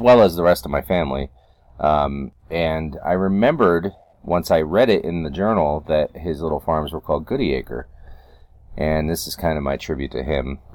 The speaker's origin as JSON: {"language": "English", "region": "upstate New York", "country": "United States", "tie": "born or raised there", "moved": "yes", "lives_now": "North Carolina, United States", "said": "originally growing up in New York State, and we, I've been in North Carolina since '93"}